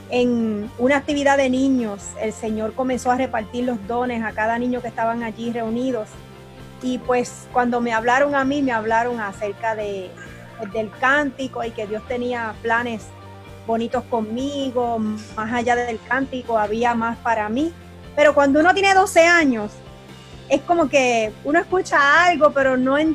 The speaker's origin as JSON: {"language": "Spanish", "town": "Toa Baja", "country": "Puerto Rico", "tie": "born or raised there", "also_born_or_lived": "Bayamón", "said": "Sí, eh, yo nací en Bayamón, Puerto Rico, soy puertorriqueña, pero"}